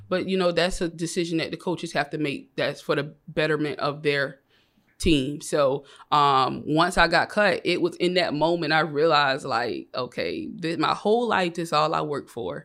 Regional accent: Savannah, Georgia, United States; moved away as an adult; now in Atlanta, United States; I was born and raised in Savannah, Georgia. I moved to Atlanta about three years, so I'm fresh out of Savannah

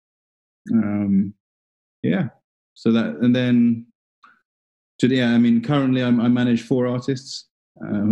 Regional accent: Singapore; now in London, United Kingdom; I was born in 84 in Singapore. My mum's from there.

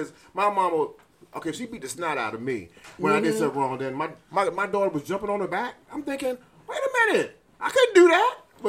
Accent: New York, United States; So I'm originally from New York.

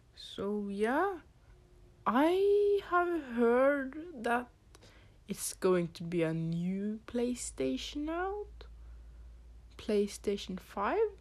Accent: Norway; English is a second language; So you can probably hear that I have an accent. I am from Norway.

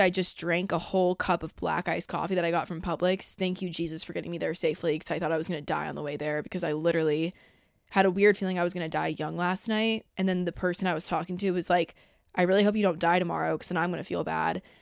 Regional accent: Georgia, United States; I'm from Georgia

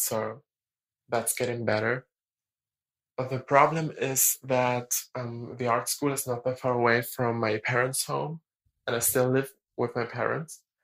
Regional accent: Germany; English is a second language; I'm 19 and I'm from Germany. I really, really hope that my accent is not that bad

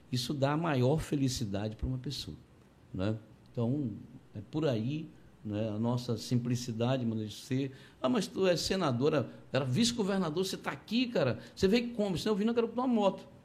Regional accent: Conceição do Araguaia, Pará, Brazil; Eu sou de Conceição do Araguaia, lá comecei minha vida assim, vendendo pão na rua.

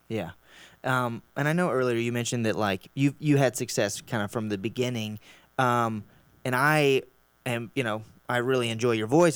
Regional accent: Round Rock, Texas, United States; Matt and I grew up in Round Rock

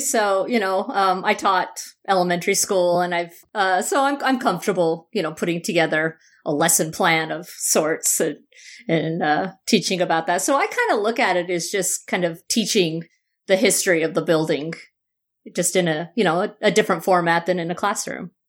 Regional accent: Utah, United States; born or raised there; also born or lived in Phoenix, Arizona / Berkeley, California

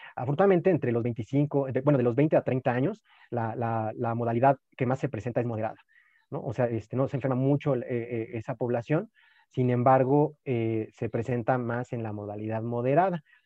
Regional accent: Mexico; como mexicanos

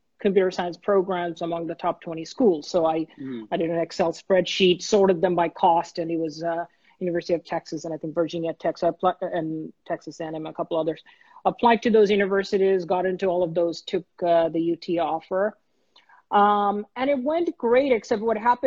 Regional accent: Dhaka, Dhaka Division, Bangladesh; moved away as an adult; now in United States; I was born and raised in Bangladesh. When I came to the US, I was 19. So I grew up in Dhaka

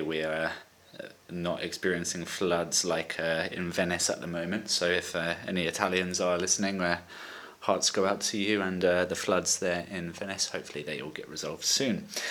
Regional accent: Brighton, South East England, United Kingdom; now in Valencia, Spain; I'm 24 from Brighton in England and now living in Valencia, Spain.

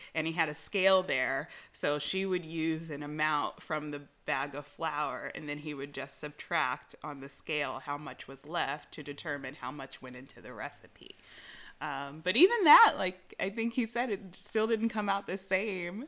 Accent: California, United States; I'm from California.

